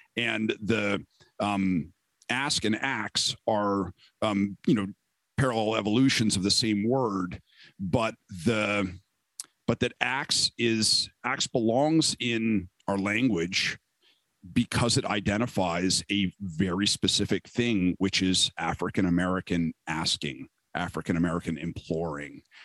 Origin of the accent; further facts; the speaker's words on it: Canada; moved away; I was born in Canada